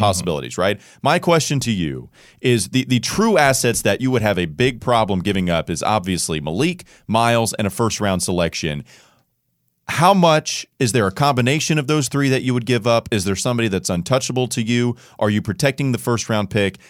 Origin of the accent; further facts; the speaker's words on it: Indianapolis, Indiana, United States; I'm from Indianapolis